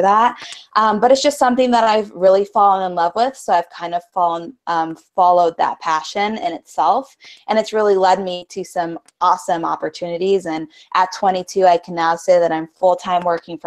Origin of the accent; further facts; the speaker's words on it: Spokane, Washington, United States; I'm actually from Spokane, Washington, which is a little eastern town.